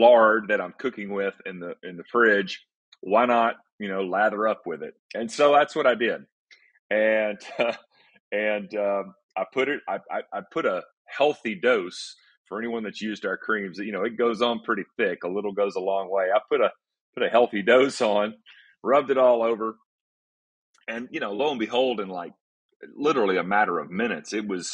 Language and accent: English; East Tennessee, United States; moved away as an adult; also born or lived in Atlanta, Georgia; moved up here back home. I'm originally from East Tennessee